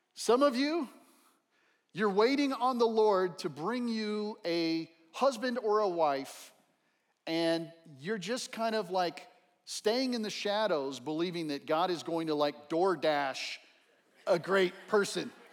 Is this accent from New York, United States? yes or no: no; El Paso, Texas, United States; Growing up in El Paso, Texas